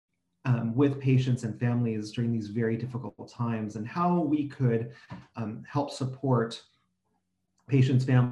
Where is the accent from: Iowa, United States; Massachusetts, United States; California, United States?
California, United States; San Francisco Bay Area; I come from the San Francisco Bay Area in California